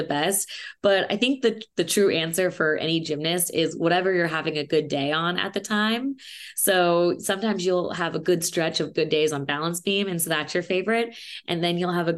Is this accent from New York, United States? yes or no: no; Indianapolis, Indiana, United States; moved away as an adult; also born or lived in California; I am from Indianapolis, Indiana. I lived there for 18 years before I moved to California, where I went to college.